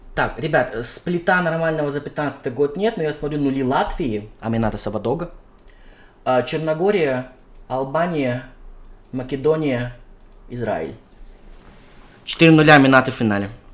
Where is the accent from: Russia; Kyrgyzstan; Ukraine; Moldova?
Kyrgyzstan; я родом из Кыргызстана